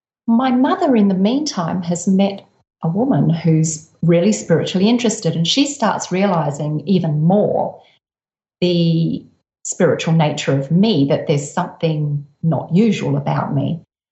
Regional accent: Adelaide, South Australia, Australia; I grew up in Adelaide.

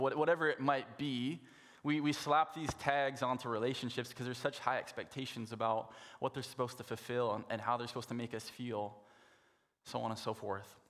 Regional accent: Saskatoon, Saskatchewan, Canada; moved away; I grew up in Saskatoon

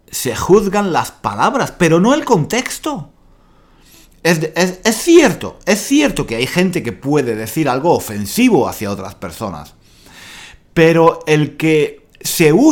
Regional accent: Spain; esta persona que no es de España, no es de España, me está diciendo a mí que soy español

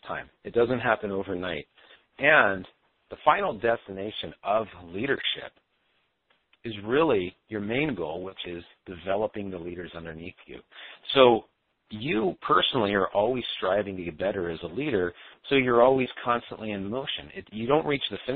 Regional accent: California, United States; now in Minnesota, United States; I live in Minnesota. I was raised in California.

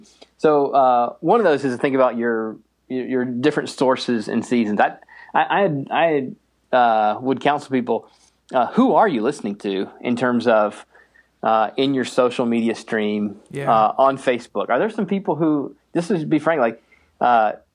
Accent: the East, East Coast, United States; now in Minneapolis, United States; I grew up in the East

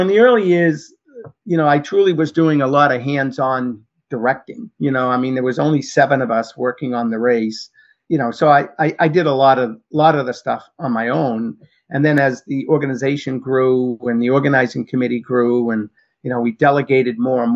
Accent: Medford, Massachusetts, United States; I opened up an athletic footwear and clothing store in my hometown of Medford.

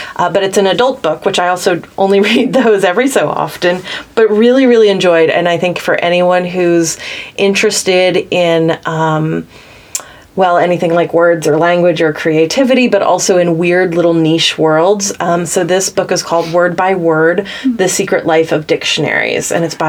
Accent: the South, United States; I grew up in the South, but I live in the East Coast, and I've always felt this tension between the two

